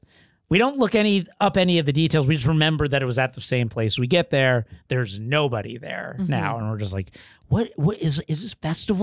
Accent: Florida, United States; born or raised there; moved away

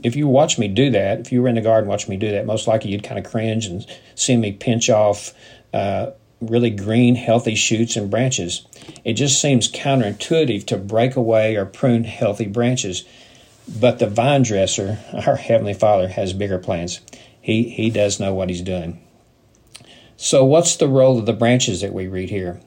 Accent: United States; as a person growing up in the Midwest, in the South

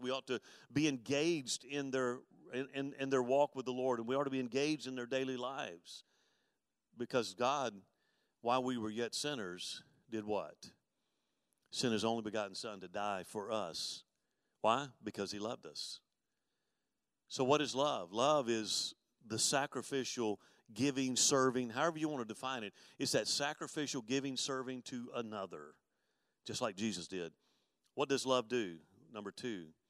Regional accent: Mobile, Alabama, United States; moved away; also born or lived in Dallas; I grew up in Mobile, and of course, I lived in I lived in West Mobile

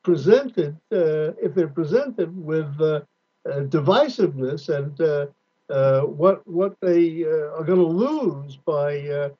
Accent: California, United States; particularly as a Californian

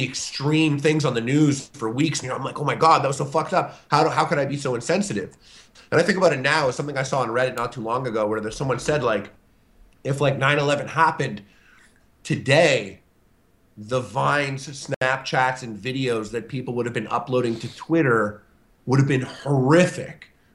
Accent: Canada; I'm Canadian

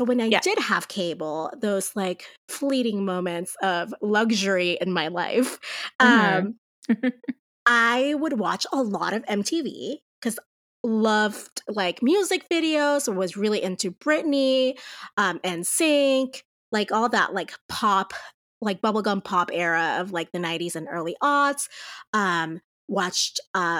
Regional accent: Puerto Rico; moved away as an adult; now in New Mexico, United States; But as you said, I grew up in Puerto Rico. I actually lived in Puerto Rico up until I was 24 years old. And then I moved to New Mexico to do my master's degree in literature.

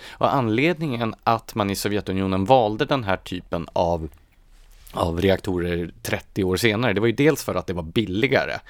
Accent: Gävle, Gävleborg County, Sweden; Jag är ju uppvuxen i Gävle

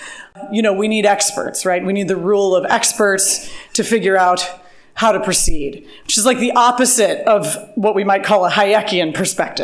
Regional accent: St. Louis, Missouri, United States; I do commute because I wanted to stay in my hometown, St. Louis, Missouri

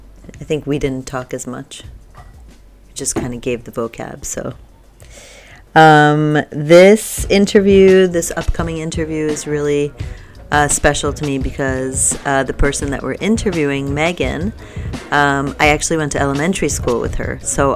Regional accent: New York, United States; just like growing up in New York, and that's all I know.

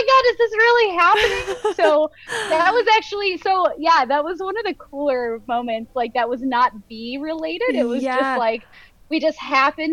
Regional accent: Western New York, United States; I grew up in Western New York

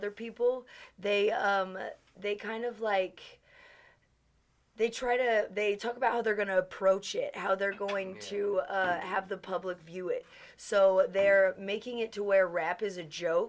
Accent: United States; as an American

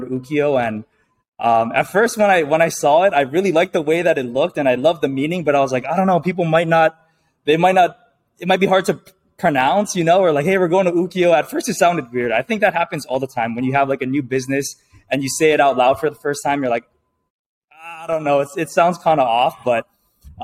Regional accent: Hawaii, United States; I was born and raised in Hawaii

